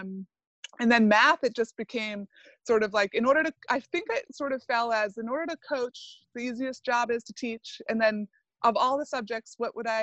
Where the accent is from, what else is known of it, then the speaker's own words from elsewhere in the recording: Southern Maine, United States; moved away as an adult; also born or lived in Vermont / Andover, Massachusetts; I am born and raised in Southern Maine.